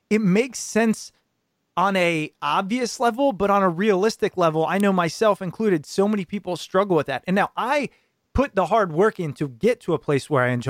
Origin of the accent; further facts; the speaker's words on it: New Jersey, United States; I'm from Jersey. Everybody's in a rush.